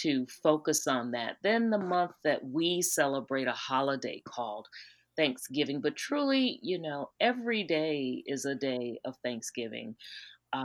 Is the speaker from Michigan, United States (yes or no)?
no; South Carolina, United States; I'm from South Carolina